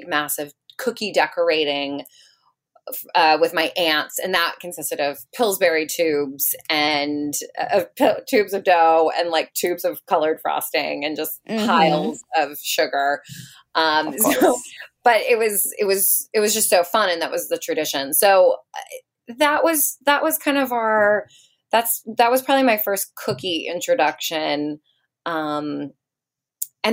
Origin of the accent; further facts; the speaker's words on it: Silver Spring, Maryland, United States; now in New York City, United States; I grew up in Silver Spring, Maryland, right outside of DC.